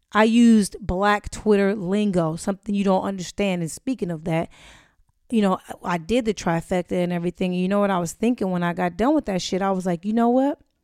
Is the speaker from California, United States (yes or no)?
yes; Inglewood, California, United States; growing up in Inglewood